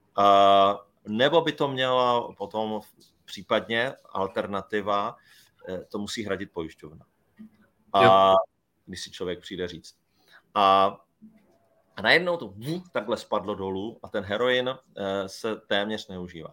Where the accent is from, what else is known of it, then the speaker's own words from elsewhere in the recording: Brno, South Moravian Region, Czechia; Já, já jsem třeba Brňák, no, měl být Brňák